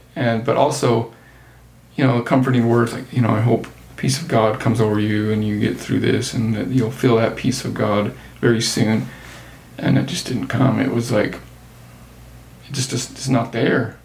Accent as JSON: {"language": "English", "town": "Circleville", "region": "Utah", "country": "United States", "tie": "born or raised there", "also_born_or_lived": "St. George, Utah", "lives_now": "Salt Lake City area, United States", "said": "I grew up in St. George from high school on and grew up in Circleville before that, which is very small town."}